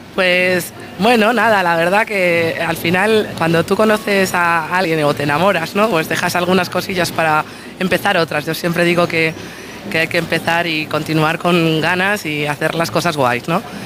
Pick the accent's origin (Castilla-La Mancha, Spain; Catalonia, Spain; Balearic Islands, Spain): Castilla-La Mancha, Spain; Toledo; moved away as an adult; now in Lugo, Spain; yo no soy de aquí, soy de Toledo. Eh, vine a esta ciudad por amor